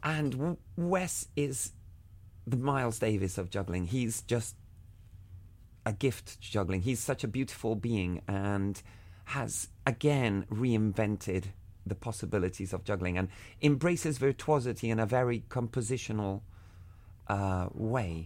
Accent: Havana, Cuba; When I was a kid, I grew up in Havana

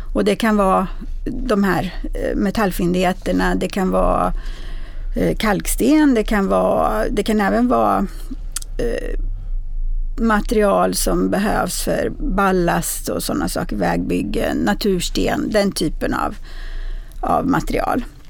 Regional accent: Bergslagen, Sweden; Bergslagen, där jag kommer ifrån

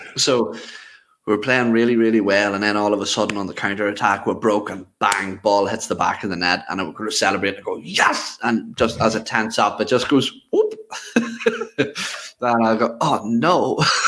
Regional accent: Ireland; I, am Irish.

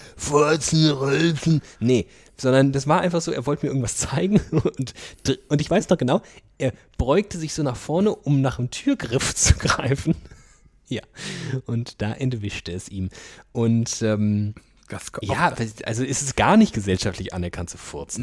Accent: Germany; wir kommen aus einem Land, wo wir irgendwie halbe Schweine in den Topf schmeißen

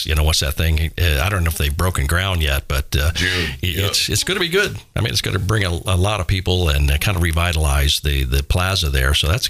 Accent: Miami Beach, Florida, United States; growing up in Florida. I mean, I'm a true fair-skinned white guy, you know what I mean? Yeah. I grew up in Miami Beach

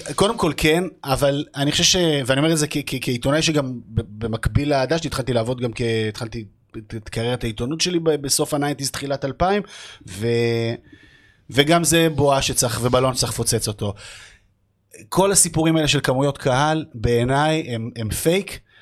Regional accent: Jerusalem, Jerusalem District, Israel; moved away as an adult; now in Tel Aviv, Israel; אני ירושלמית שגרה בתל אביב.

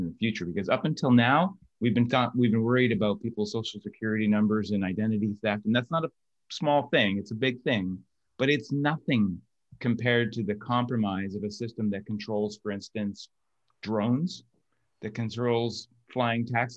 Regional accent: Canada; I'm Canadian

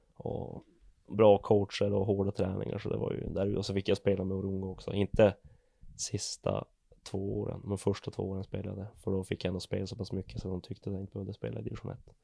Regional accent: Sockenträsk, Norrbotten County, Sweden; also born or lived in Gävle; Jag är född i Gävle. Och jag flyttade till Sockenträsk när jag var två, två och ett halvt.

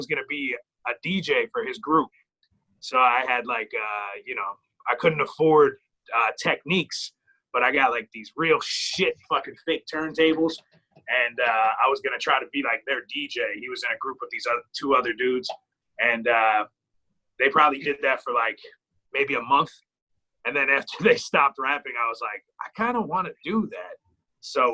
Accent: Clark, New Jersey, United States; I grew up there

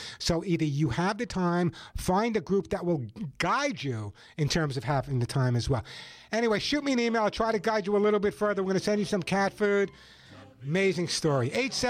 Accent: New York, United States; as a New Yorker

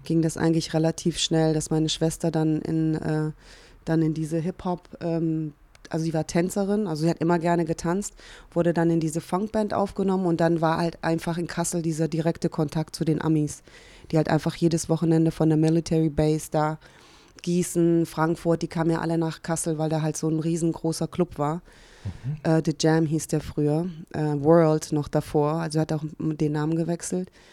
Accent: Hungary; also born or lived in Cologne, Germany; now in Berlin, Germany; komme ja auch gebürtig aus Ungarn

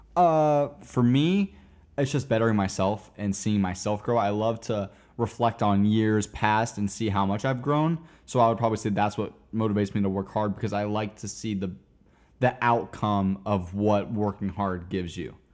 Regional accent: Wesley Chapel, Florida, United States; also born or lived in Tampa, Florida; now in Orlando, United States; I was born in Tampa, and I all the way up to uh, middle school went to school in a little town called Wesley Chapel, Florida

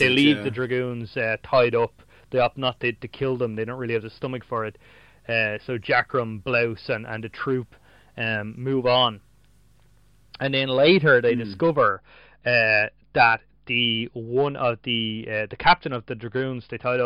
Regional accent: Ireland; as an Irish reader

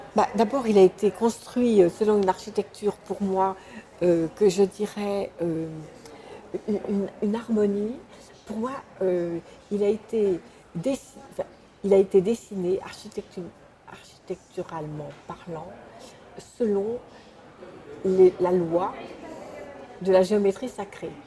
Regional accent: Sainte-Adresse, Normandy, France; je, suis née à Sainte-Adresse, sous les, ciels de, de Boudin

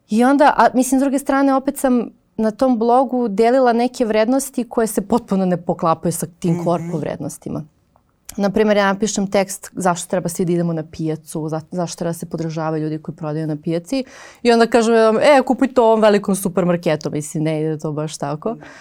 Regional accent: Kraljevo, Raška District, Serbia; also born or lived in Novi Beograd, Belgrade; now in Belgrade, Serbia; ja sam iz Kraljeva, imala sam babu na selu, u Viči, u Dragačevu, ali za sve ostalo smo nekako imali tu nekog u kraju, neko nešto pravi.

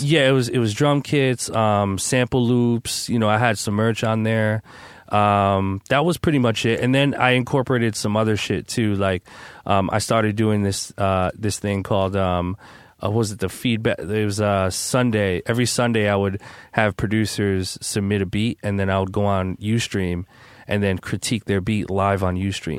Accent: New Jersey, United States; I'm from Jersey

